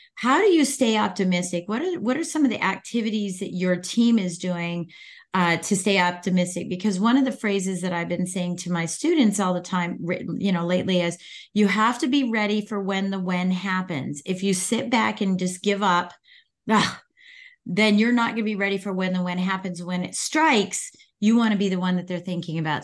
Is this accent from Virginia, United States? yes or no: yes; Northern Virginia, United States; I'm from Virginia. I'm in from Northern Virginia, so I, I'm outside of D C